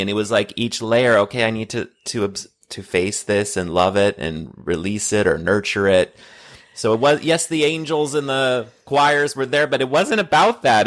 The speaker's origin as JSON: {"language": "English", "country": "United States", "tie": "born or raised there", "said": "growing up in the States"}